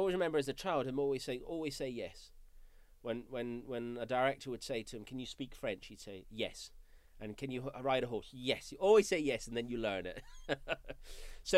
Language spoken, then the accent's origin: English; Scotland, United Kingdom; moved away; I'm a Scottish native